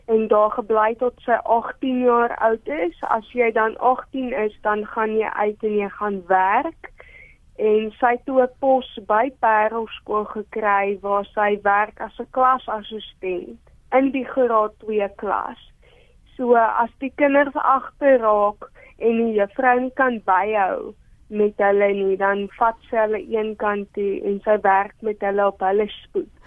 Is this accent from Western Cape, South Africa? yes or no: no; Johannesburg, Gauteng, South Africa; Ek is gebore in Johannesburg